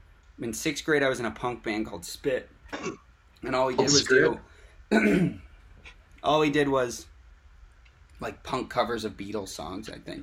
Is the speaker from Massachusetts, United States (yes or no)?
yes; Boston, Massachusetts, United States; I'm from Boston, which is where I am now, I'm just visiting family